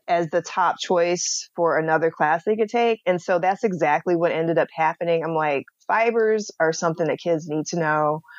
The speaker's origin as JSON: {"language": "English", "town": "Atlanta", "region": "Georgia", "country": "United States", "said": "I'm from Atlanta"}